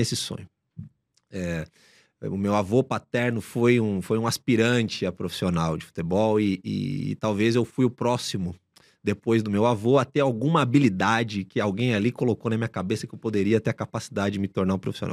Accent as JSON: {"language": "Portuguese", "region": "São Paulo", "country": "Brazil", "tie": "born or raised there", "said": "Nasci em São Paulo, continuo morando aqui na cidade, nasci na zona leste de São Paulo, num bairro chamado Cidade Patriarca, onde toda a minha família boa parte da, da minha família ainda vive lá"}